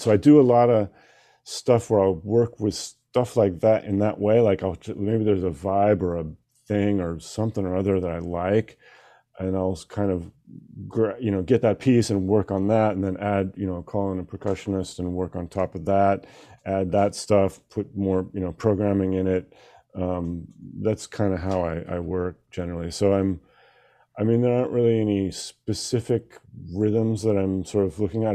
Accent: Seattle, Washington, United States; we're both from Seattle

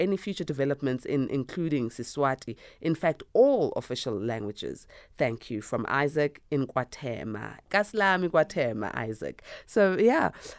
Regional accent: South Africa; first language Zulu; English is a second language; I never learned isiZulu at school, although I'm isiZulu speaking. And I learned English and Afrikaans.

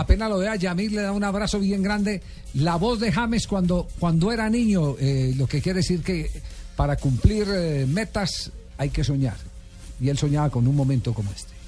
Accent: Colombia; De Colombia

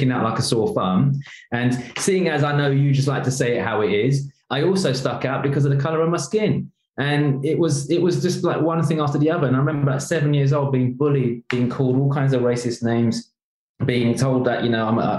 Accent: London, United Kingdom; I grew up in East London in a very rough neighborhood

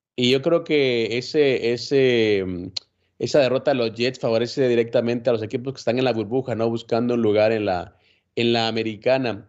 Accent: Guatemala; en mi país

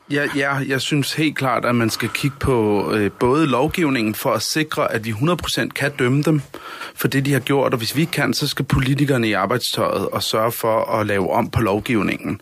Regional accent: Denmark

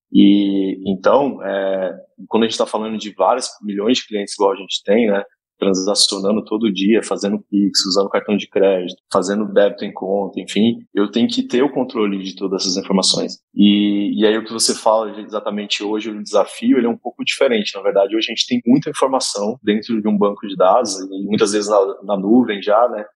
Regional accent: interior of Goiás, Brazil; moved away; eu sou de uma cidade do interior de Goiás, de 10 mil habitantes

